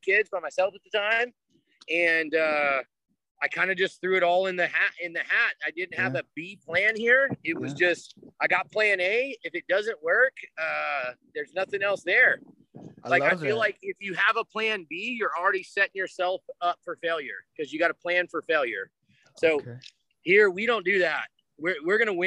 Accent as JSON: {"language": "English", "town": "Midland", "region": "Texas", "country": "United States", "tie": "born or raised there", "also_born_or_lived": "Lubbock, Texas / California / Oregon / Dallas, Texas", "moved": "as an adult", "said": "I grew up in Midland, Texas, went to Midland High down the street."}